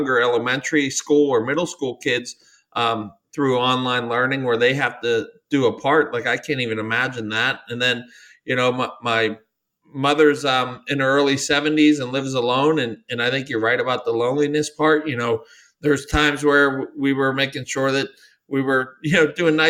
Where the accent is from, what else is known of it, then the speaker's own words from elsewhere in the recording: United States; I definitely have grew up American kid